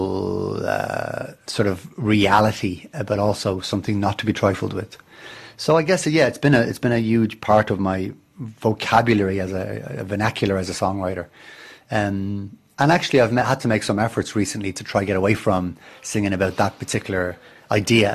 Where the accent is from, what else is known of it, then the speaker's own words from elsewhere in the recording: Dublin, Leinster, Ireland; I grew up in Dublin, which is a harbour town